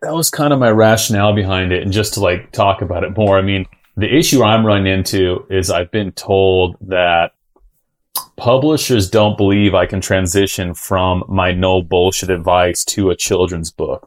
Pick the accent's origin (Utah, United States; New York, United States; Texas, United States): Utah, United States; also born or lived in El Cajon, California; I grew up in Utah my whole life.